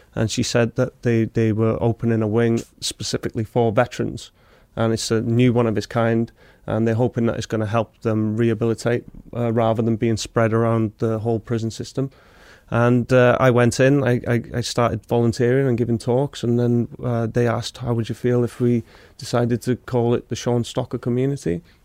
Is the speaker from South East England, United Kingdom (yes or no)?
no; Wrexham, Wales, United Kingdom; I'm from Wrexham, so I'm from the local town where it's built